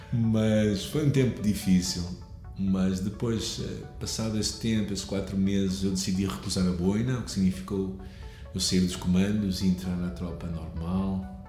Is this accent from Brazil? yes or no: no; Porto, Norte, Portugal; also born or lived in Lisbon; eu nasci aqui no Porto e vivi sempre aqui até a altura em que, já jovem, saí até Lisboa durante três anos para estudar a Bíblia. Mas os meus episódios todos de infância foram aqui no Porto